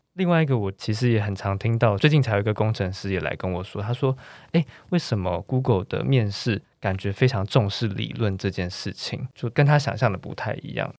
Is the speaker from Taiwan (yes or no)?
yes; Taiwan; 我们台湾